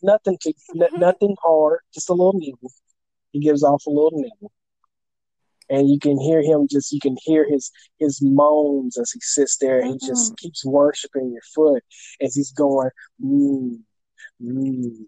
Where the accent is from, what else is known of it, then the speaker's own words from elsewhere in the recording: the South, United States; accent: country fried; I just happen to be born and raised in the South